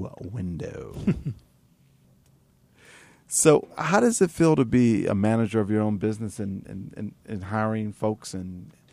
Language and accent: English; Atlantic City, New Jersey, United States; I'm born and raised in Atlantic City.